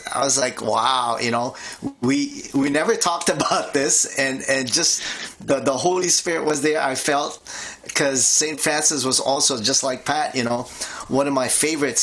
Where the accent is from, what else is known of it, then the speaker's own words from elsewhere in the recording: Philippines; now in New Jersey, United States; I grew up in the Philippines